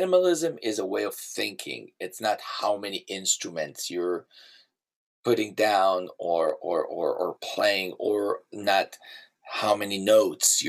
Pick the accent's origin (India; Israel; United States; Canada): Israel; moved away; I grew up in Israel